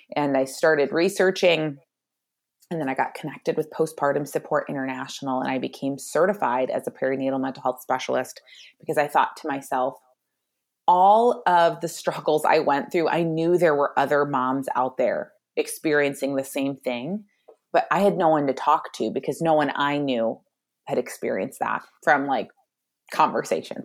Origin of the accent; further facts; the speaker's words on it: Michigan, United States; I am from Michigan